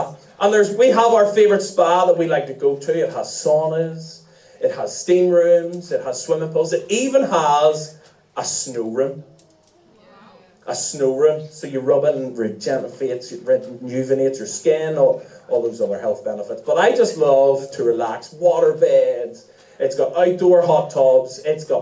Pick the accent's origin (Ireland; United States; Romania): Ireland; as Irish people.